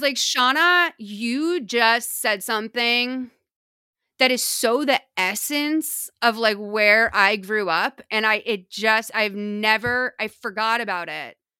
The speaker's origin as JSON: {"language": "English", "town": "Lexington", "region": "Massachusetts", "country": "United States", "tie": "born or raised there", "said": "growing up in New England"}